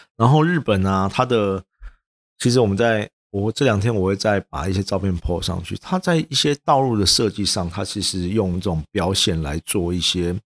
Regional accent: Taiwan; 也不是因为我们台湾人的呃惰性比较高

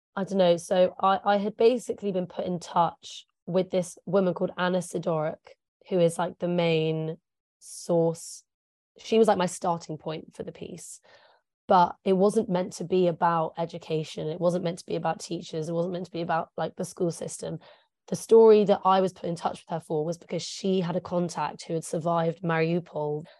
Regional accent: England, United Kingdom; first language English; I'm English. I'm a native English speaker.

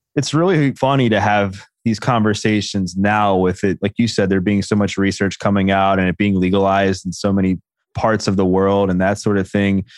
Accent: Baltimore, Maryland, United States; I grew up in Baltimore

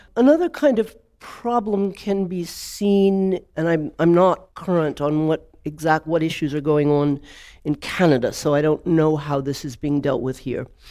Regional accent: Georgia, United States; now in Germany; I was raised in Georgia during the civil rights movement

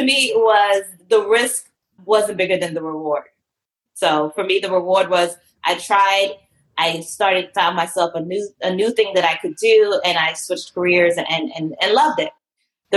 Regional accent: Atlanta, Georgia, United States; I grew up in Atlanta.

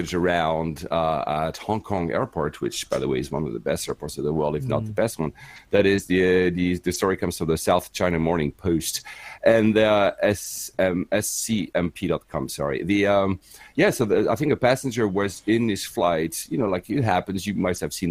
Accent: Geneva, Switzerland; first language French; English is a second language; moved away as an adult; also born or lived in Tokyo, Japan / Manila, Philippines / Cyprus; now in United Kingdom; I was born and raised in Geneva, and my mother was from Finland.

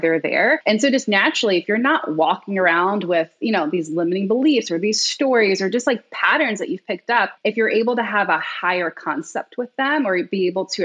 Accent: New York, United States; I'm originally from New York. So I was like working in Manhattan

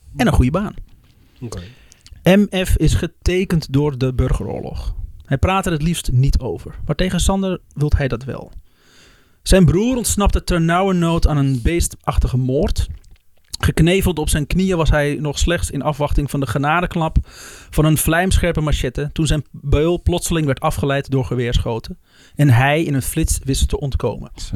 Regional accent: Netherlands; als Nederlanders

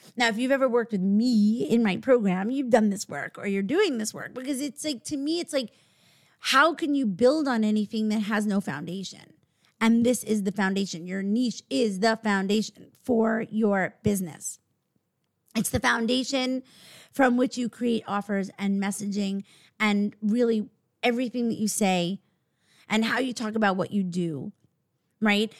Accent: New York, United States; we're actually from New York

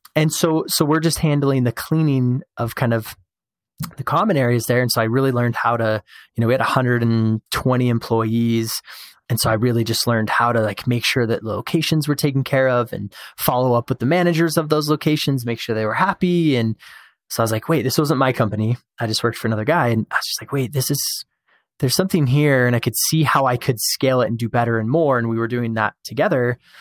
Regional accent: Show Low, Arizona, United States; now in Utah, United States; I was born and raised in Sholo

